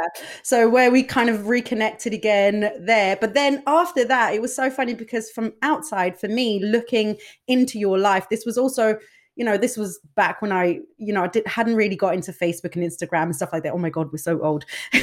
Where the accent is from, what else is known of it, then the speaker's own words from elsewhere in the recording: Denmark; we're both from Denmark as well, which is a relatively small country with, limited possibilities to a large extent